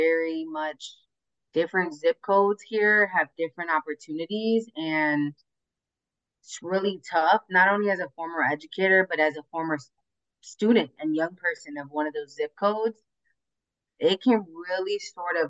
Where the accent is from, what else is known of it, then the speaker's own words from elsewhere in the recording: Chicago, Illinois, United States; where I grew up in Humboldt Park